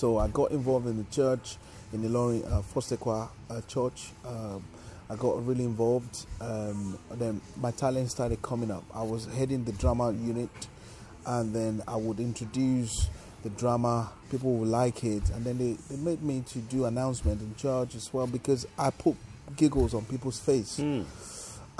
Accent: Ilorin, Kwara, Nigeria; first language Yoruba; English is a second language; moved away as an adult; now in United Kingdom; I grew up, I was born and bred in Ilorin, Kwara State, western

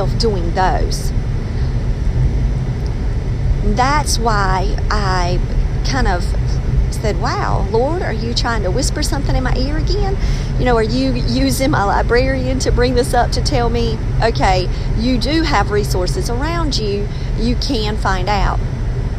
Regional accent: North Carolina, United States; accent: North Carolina; I sound like I'm from North Carolina

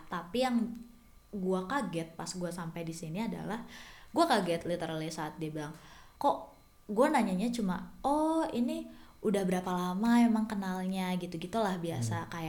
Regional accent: Bekasi, West Java, Indonesia; also born or lived in Jakarta; gue besar di Bekasi dan di Jakarta

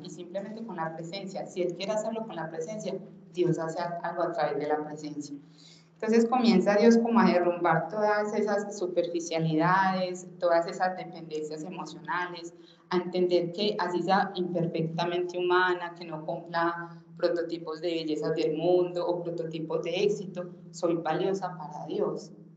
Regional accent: Itagüí, Antioquia, Colombia; nací en Itagüí

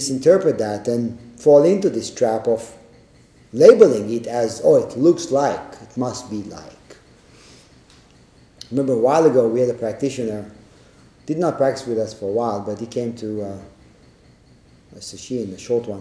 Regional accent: Israel; growing up in Israel

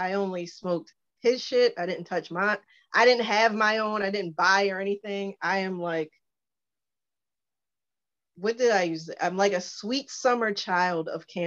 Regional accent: Baltimore, Maryland, United States; I was born, raised in Baltimore

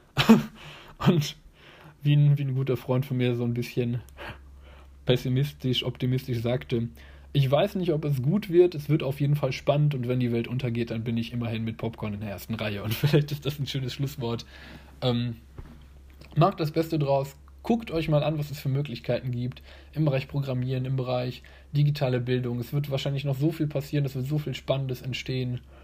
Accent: Germany; hier bei uns in Deutschland

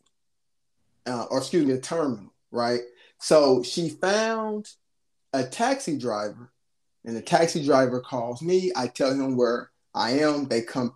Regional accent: United States; I'm American

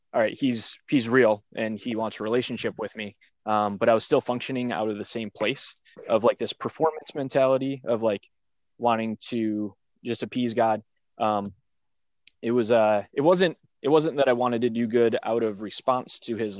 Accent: Michigan, United States; now in Pennsylvania, United States; I'm from Michigan. I live in Pennsylvania now.

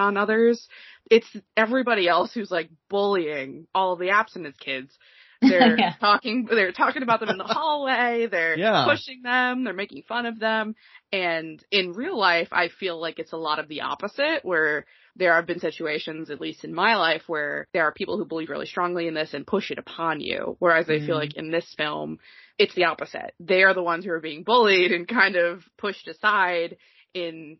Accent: New England, United States; I'm from New England, which was generally considered one of the, besides California, the more liberal part of the country

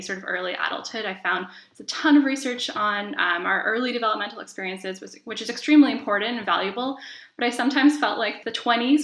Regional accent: Southern Ontario, Canada; I'm originally from Southern Ontario

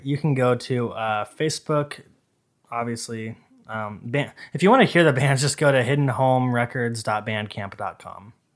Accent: Boise, Idaho, United States; I was raised in Idaho

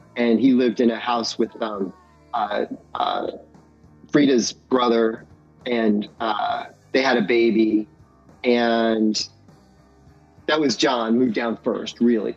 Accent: Indianapolis, Indiana, United States; also born or lived in Bloomington, Indiana; I had always really done a lot of like renegade shows growing up in Indianapolis for punk rock

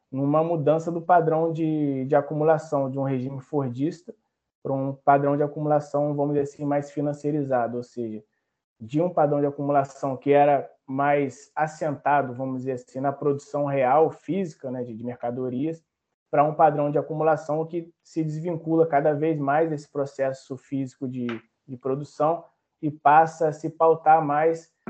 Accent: Barra Mansa, Rio de Janeiro, Brazil; Eu sou de Barra Mansa, né? Me formei em arquitetura na UGB FERP, em Volta Redonda

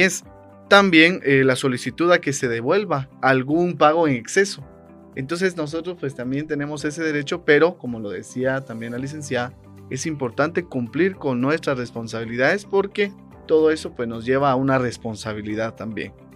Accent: Guatemala; como guatemaltecos

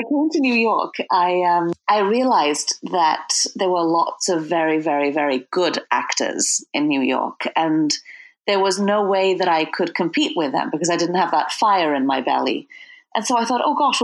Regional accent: Wales, United Kingdom; now in Brooklyn, United States; I'm from Wales originally

